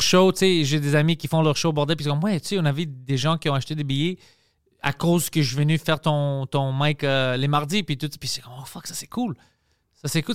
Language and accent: French; Montreal, Quebec, Canada; je suis fier de Montréal, je suis fier de, d'être grec